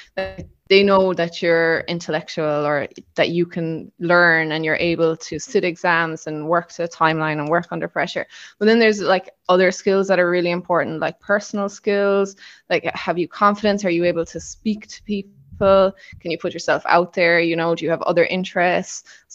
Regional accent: Killarney, County Kerry, Ireland; moved away as an adult; also born or lived in Cayman Islands; now in Marbella, Spain; I'm from Kerry originally, from Killarney.

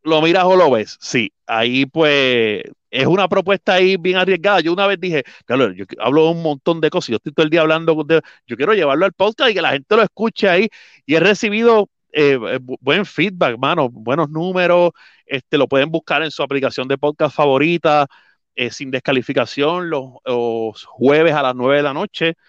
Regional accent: Puerto Rico; yo soy de Junta, mi papá siempre me llevó a los Juegos de Ponce

